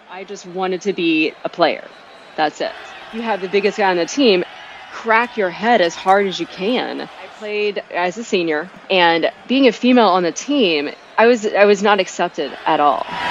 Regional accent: Norman, Oklahoma, United States; I was from Norman, Oklahoma, an area that is steeped in tradition

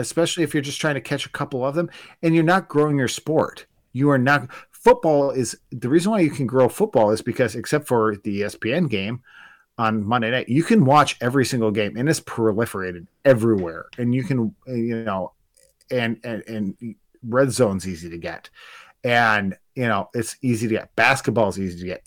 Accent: Spooner, Wisconsin, United States; also born or lived in Duluth, Minnesota; where I grew up in Spooner

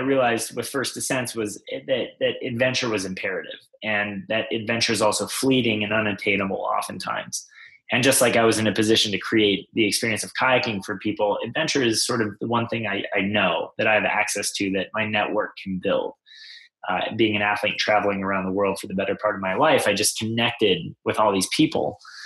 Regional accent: Mountain West, United States; growing up in the Mountain West

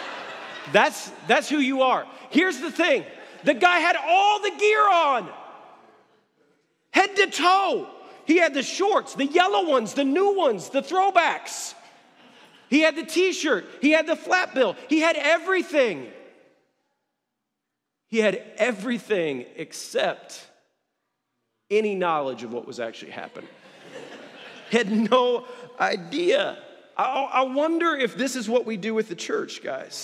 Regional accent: Atlanta, Georgia, United States; I'm from Atlanta

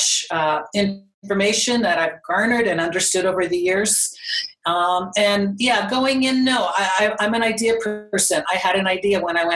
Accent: Calgary, Alberta, Canada; I'm from Calgary. I'm born and raised in Calgary

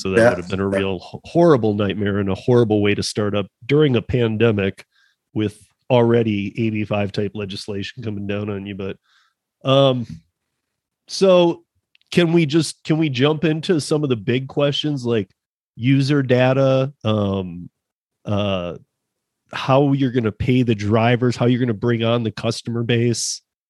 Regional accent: Michigan, United States; now in Denver, United States; I'm from Michigan, you know, and I live in Denver.

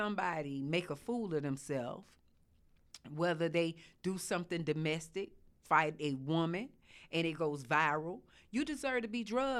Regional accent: Miami, Florida, United States; from Miami. I'm known as the …, not only for the South, for the North, for the East, the West, worldwide, baby.

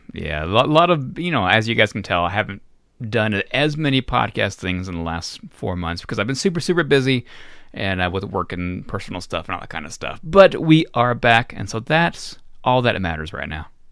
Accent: Florida, United States; I grew up in Florida

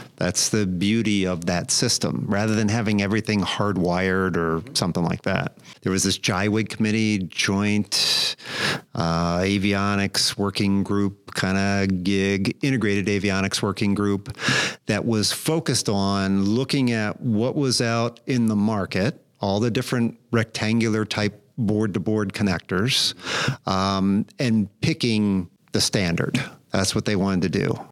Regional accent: South Burlington, Vermont, United States; moved away as an adult; also born or lived in Virginia; now in Sidney, New York, United States; up in northern Vermont in South Burlington, Vermont

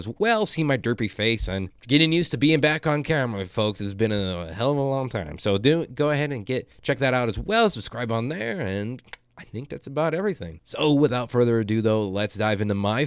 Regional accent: Aurora, Illinois, United States; moved away as an adult; also born or lived in DeKalb, Illinois / Sycamore, Illinois; now in Phoenix, United States; Born and raised in Illinois for almost 20 years

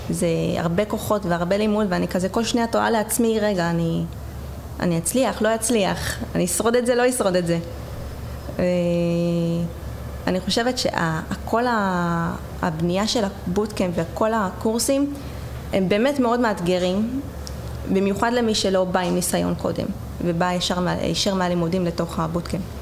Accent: Jerusalem, Jerusalem District, Israel; אה, טוב, אני הגעתי מירושלים, אה, הייתי נוסעת גם לבוטקאם שהיה אז בתל אביב.

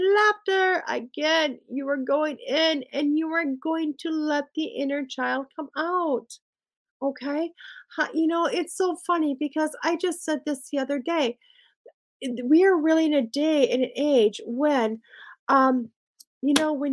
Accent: Wisconsin, United States; I'm from Wisconsin

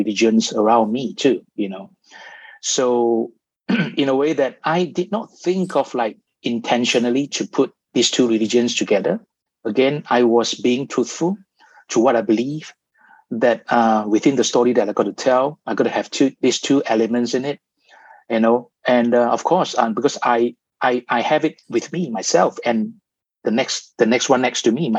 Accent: Malaysia; growing up in Malaysia

